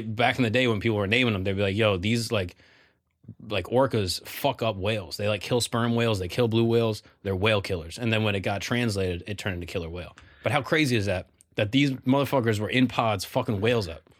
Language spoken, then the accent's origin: English; Florida, United States; I grew up in Florida with my, my large family